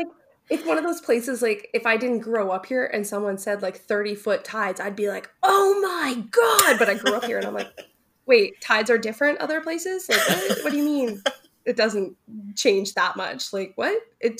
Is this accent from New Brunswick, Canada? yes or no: yes; New Brunswick, Canada; I'm from New Brunswick